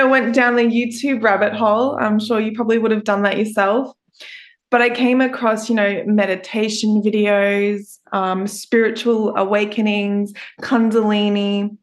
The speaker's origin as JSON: {"language": "English", "town": "Brisbane", "region": "Queensland", "country": "Australia", "said": "I'm an Australian podcast host for the … Podcast."}